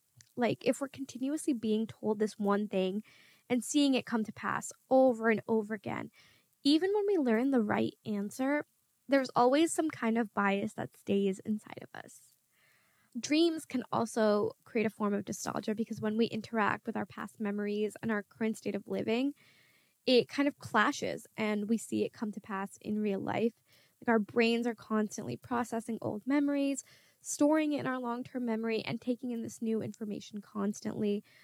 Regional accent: Bangladesh; first language Bangla; I'm from Bangladesh and I am Muslim, which are two strong identities that I had growing up. My grandparents would read the Quran when we were inside of our house and we would constantly be at home speaking Bangla.

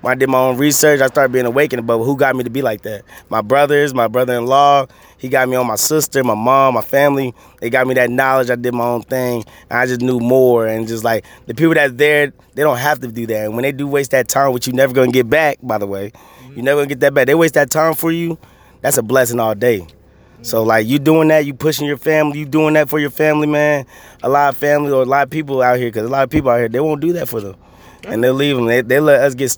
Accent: Miami, Florida, United States; now in Charlotte, United States; I'm from Miami

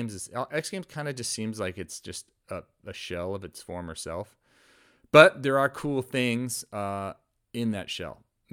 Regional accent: Worcester, Massachusetts, United States; moved away; All the years of us in growing up in Worcester, we finally have a skate park.

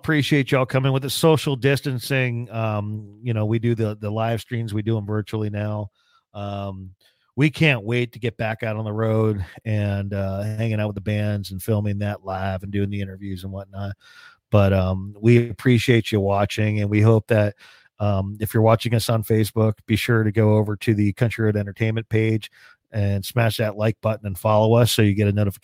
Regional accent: Hunterdon County, New Jersey, United States; Grew up in a farm community out in Hunterdon County

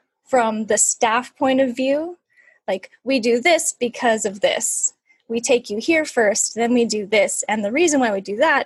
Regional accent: California, United States; also born or lived in New York; we moved back home to California from New York

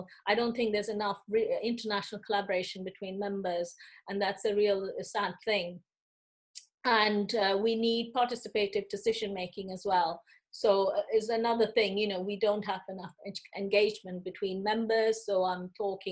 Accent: India; moved away as an adult; now in United Kingdom; I came from India. I didn't study my part one and two in the UK. I did those in India

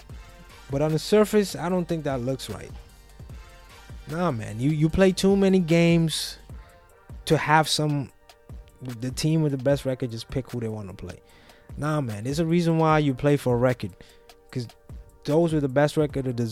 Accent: Curaçao; moved away; I grew up in Curaçao. I lived there for many years.

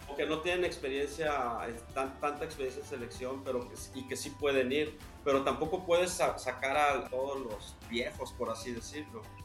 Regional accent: Mexico; yo obviamente como mexicano

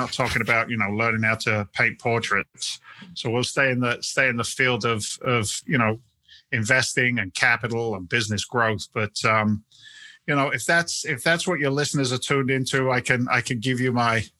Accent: England, United Kingdom; moved away; But you know, I'm actually an immigrant. I came from England back in 1986.

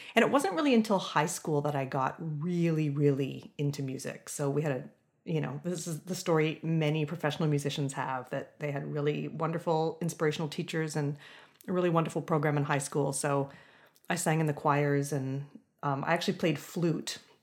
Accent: London, Ontario, Canada; I grew up in London, Ontario, so sort of a medium-sized city, um, in Southern Ontario

